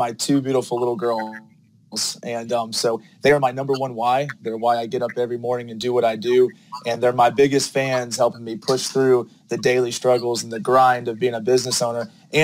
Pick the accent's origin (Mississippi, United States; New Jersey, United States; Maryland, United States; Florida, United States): Florida, United States; Gainesville; now in Atlanta, United States; I'm actually originally from Gainesville, Florida, so came to Atlanta with a family move